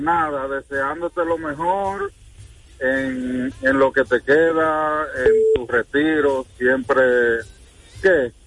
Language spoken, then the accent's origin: Spanish; Mao, Valverde, Dominican Republic; soy de Mao